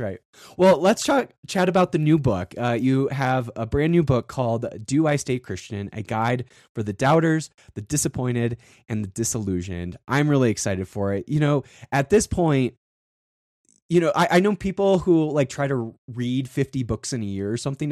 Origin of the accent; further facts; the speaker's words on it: South Dakota, United States; I grew up in South Dakota, and on the western side of South Dakota